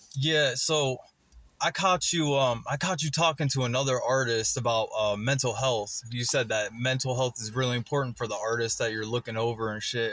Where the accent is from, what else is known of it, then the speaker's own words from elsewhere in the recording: West Salem, Ohio, United States; I'm from West Salem, Ohio.